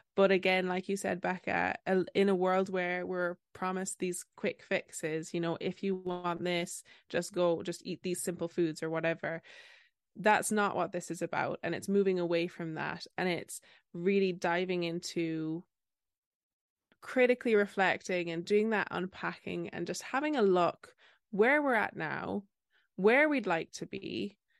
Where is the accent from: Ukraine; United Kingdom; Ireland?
Ireland; I'm that Irish dietitian on Instagram